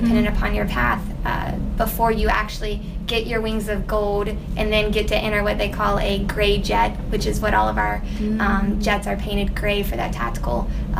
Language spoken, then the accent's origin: English; Charlotte, North Carolina, United States; moved away as an adult; also born or lived in Pennsylvania; now in California, United States; I am from Charlotte, North Carolina